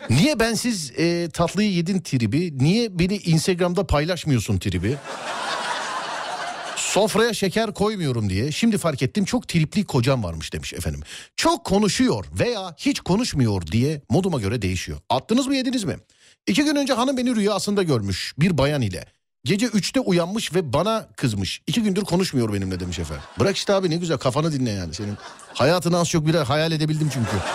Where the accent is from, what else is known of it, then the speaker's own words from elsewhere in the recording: Trabzon, Turkey; Trabzonluyum bu arada.